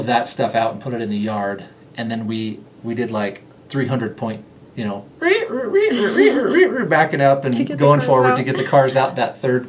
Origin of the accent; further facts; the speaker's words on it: Las Vegas, Nevada, United States; And growing up in Las Vegas, that was not the case there.